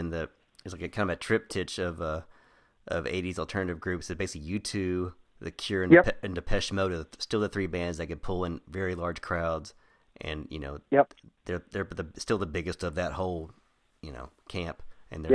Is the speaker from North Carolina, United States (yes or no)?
no; Crowley, Texas, United States; we grew up in Crowley, which is a, you know, rural suburb area in near Fort Worth, Texas